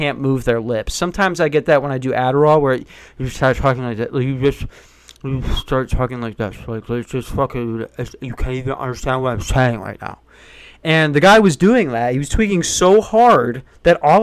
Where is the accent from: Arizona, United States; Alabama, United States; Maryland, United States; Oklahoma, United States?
Arizona, United States; Tucson; I was born in Tucson